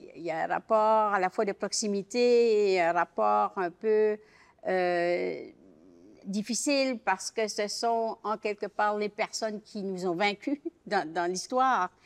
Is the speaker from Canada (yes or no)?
yes; Acadia, Canada; je suis acadienne